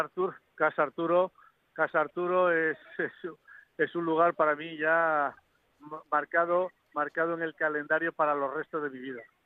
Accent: Asturias, Spain; now in Madrid, Spain; como buen asturiano

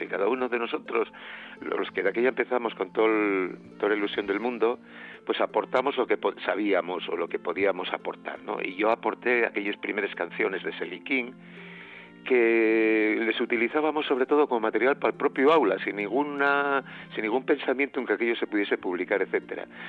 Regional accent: Siero, Asturias, Spain

